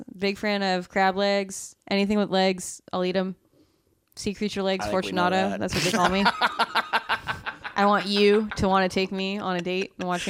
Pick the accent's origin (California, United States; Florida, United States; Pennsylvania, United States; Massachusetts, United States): Massachusetts, United States; outside of Boston; I grew up outside of Boston.